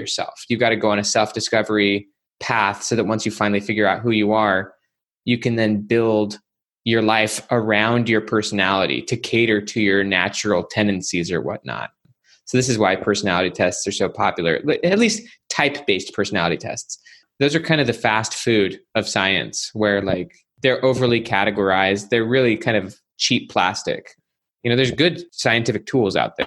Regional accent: Salt Lake City, Utah, United States; I grew up in Salt Lake City, Utah

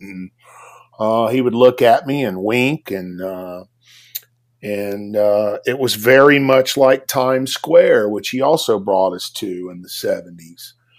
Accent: Beaumont, Texas, United States; I'm from Beaumont, Texas.

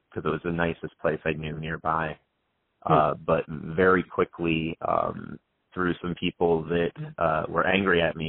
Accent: Oneonta, New York, United States; I grew up in Center State, New York, in Oneonta

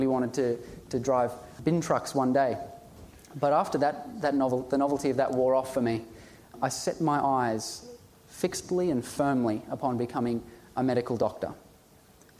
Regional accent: Ipswich, Queensland, Australia; I was born in Ipswich, raised in Ipswich

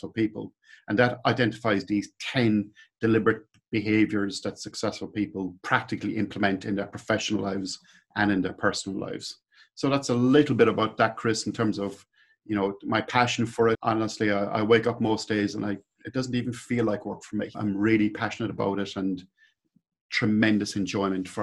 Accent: Midleton, Munster, Ireland; accent: Irish; moved away as an adult; now in New Zealand; I came from a little place called Midleton, which is in the south coast of Ireland.

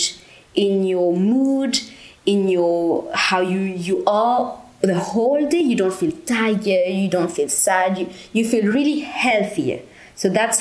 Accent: Mauritius; moved away as an adult; now in Bulgaria; I'm from Mauritius. It's the beautiful island in the Indian Ocean.

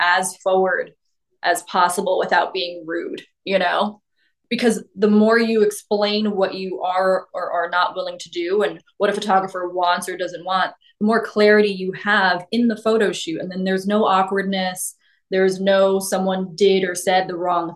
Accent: New York City, New York, United States; growing up in New York

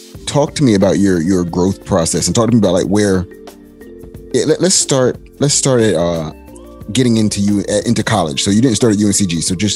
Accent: the South, United States; being that I'm from the South.

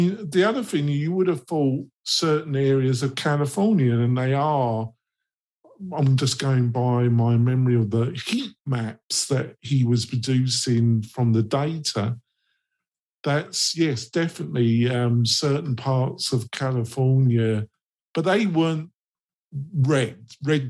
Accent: England, United Kingdom; I'm English

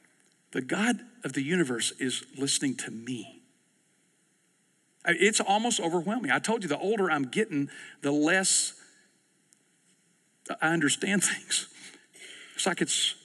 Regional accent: East Texas, United States; I grew up in East Texas

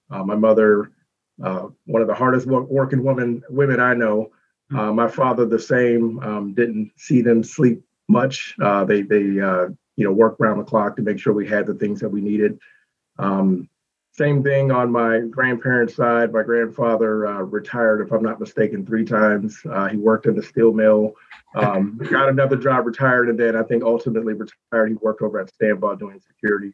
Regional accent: Youngstown, Ohio, United States; moved away as an adult; also born or lived in Detroit / the Carolinas; I grew up in the Youngstown City School system

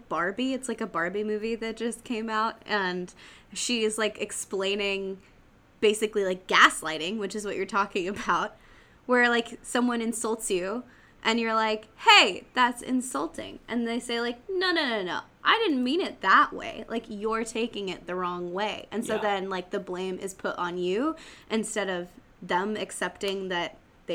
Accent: Oregon, United States; moved away; I'm from Oregon

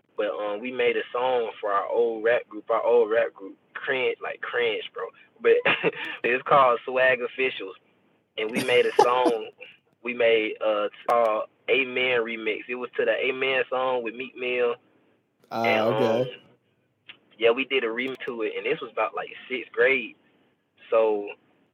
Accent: Tuscaloosa, Alabama, United States; I'm from Alabama, bro. I'm from Alabama. I'm from Tuscaloosa, Alabama.

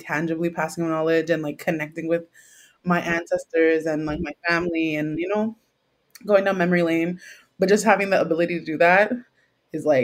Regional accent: Trinidad & Tobago; also born or lived in Jamaica; as I am a Trinidadian, Trinidad is very infused with a very multicultural place. So I grew up eating aloo paratha

